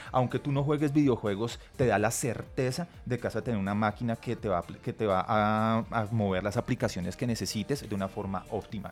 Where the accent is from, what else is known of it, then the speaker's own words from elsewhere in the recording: Colombia; somos, colombianos